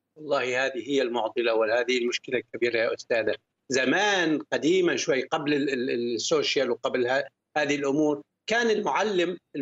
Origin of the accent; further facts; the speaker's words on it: Syria; moved away as an adult; also born or lived in Gulf; بلدي سوريا